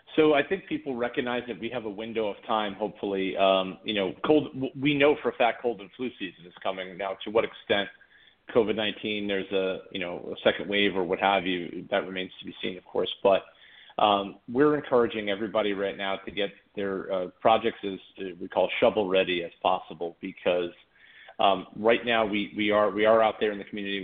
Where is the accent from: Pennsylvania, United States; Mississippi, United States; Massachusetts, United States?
Massachusetts, United States; Boston; moved away as an adult; now in Hermosa Beach, United States; born and raised in Boston, Massachusetts, originally, and and I moved out here to be a regional manager for IKEA kitchen installation